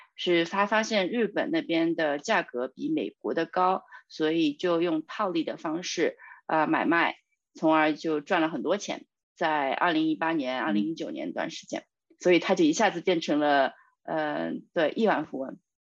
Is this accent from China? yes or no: yes; China; 我们中国人